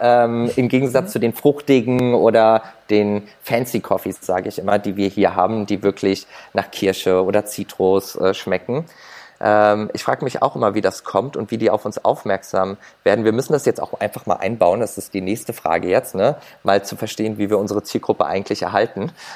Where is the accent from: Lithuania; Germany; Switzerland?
Germany; bei uns in Deutschland